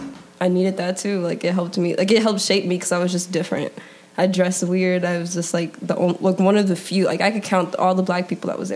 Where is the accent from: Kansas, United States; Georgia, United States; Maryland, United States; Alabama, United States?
Alabama, United States; But I claim Alabama because that's, like, where I started, like, my life. Like, I spent, like, 10 years of my life there.